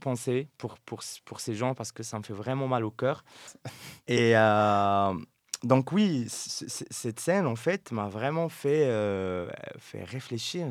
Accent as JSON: {"language": "French", "town": "Settat", "region": "Casablanca-Settat", "country": "Morocco", "tie": "born or raised there", "moved": "yes", "lives_now": "Brussels, Belgium", "said": "j'ai grandi à Stat"}